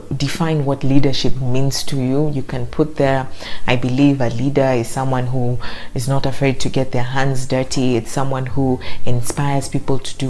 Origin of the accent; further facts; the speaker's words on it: Mombasa, Mombasa County, Kenya; my hometown in Mombasa